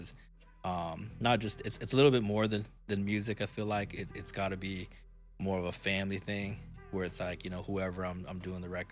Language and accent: English; Portland, Oregon, United States; I'm from Portland